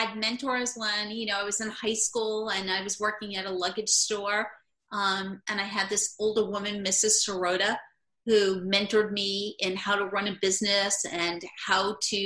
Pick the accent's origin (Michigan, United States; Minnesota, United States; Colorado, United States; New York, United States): New York, United States; also born or lived in Brooklyn, New York / Long Island, New York / Manhattan, New York; I've always been from New York. I originally was born in Brooklyn, New York, moved to Long Island, and then Manhattan, and now I'm back to Brooklyn, New York